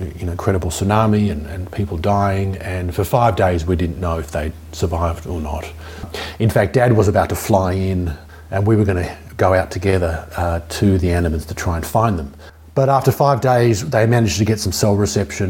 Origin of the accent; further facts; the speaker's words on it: Melbourne, Victoria, Australia; moved away as an adult; also born or lived in Cuba / Miami; I'm from Melbourne originally, Jewish background